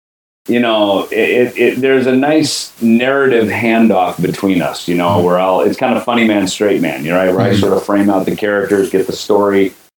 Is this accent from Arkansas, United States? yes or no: no; Minnesota, United States; moved away; I grew up in Minnesota, just over the border.